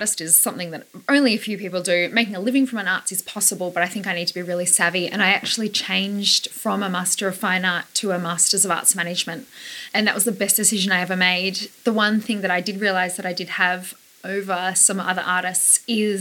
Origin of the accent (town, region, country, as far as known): Leongatha, Victoria, Australia; born or raised there; moved away as an adult; also born or lived in London / Melbourne